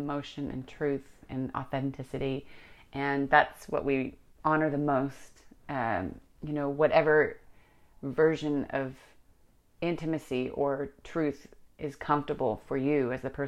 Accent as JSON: {"language": "English", "town": "San Francisco", "region": "California", "country": "United States", "tie": "born or raised there", "said": "born and raised in San Francisco, Northern California"}